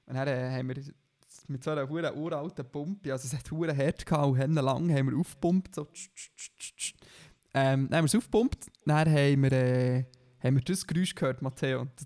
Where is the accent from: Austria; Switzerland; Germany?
Switzerland; Bern; Weil für mich, für mich als Berner gibt es nur drei und Aare.